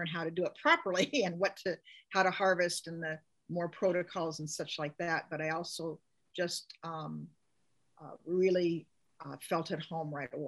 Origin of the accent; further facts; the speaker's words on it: Seattle, Washington, United States; moved away as an adult; also born or lived in Juneau, Alaska; now in Petersburg, United States; I grew up in North Seattle